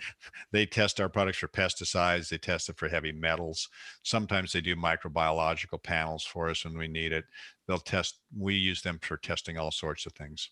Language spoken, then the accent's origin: English; West Coast, United States; I grew up out here on the West Coast